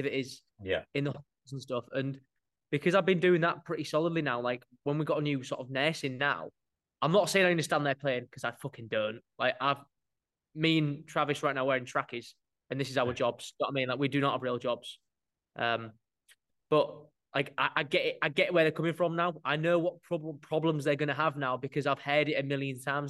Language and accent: English; Hull, Yorkshire and the Humber, United Kingdom; also born or lived in York; I'm from Hull, not York